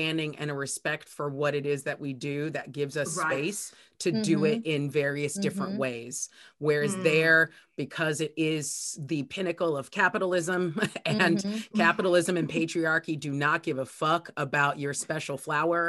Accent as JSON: {"language": "English", "town": "Los Angeles", "region": "California", "country": "United States", "also_born_or_lived": "New York", "moved": "yes", "lives_now": "United Kingdom", "said": "I'm actually from LA or the LA area originally"}